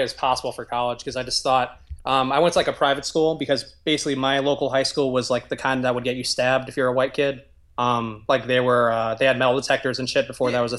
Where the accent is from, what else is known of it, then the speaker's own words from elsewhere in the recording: New York City, New York, United States; Yeah, I grew up in the South Bronx. We were like the last white family in the neighborhood